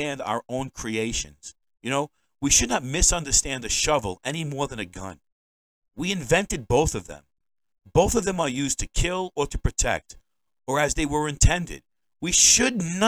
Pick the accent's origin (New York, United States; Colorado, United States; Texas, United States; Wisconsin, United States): New York, United States; now in Maine, United States; I'm a New Yorker.